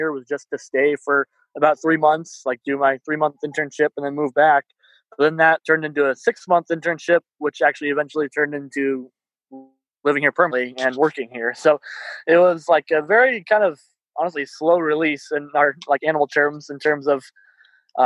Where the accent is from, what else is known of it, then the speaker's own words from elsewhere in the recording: Iowa, United States; moved away as an adult; now in Oregon, United States; I'm from Iowa originally